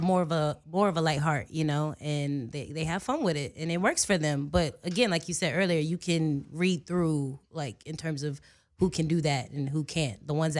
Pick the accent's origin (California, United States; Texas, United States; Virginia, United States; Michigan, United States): Virginia, United States; because, you know, I'm somewhat of a country girl. I'm from Virginia. All I know is, like, Virginia.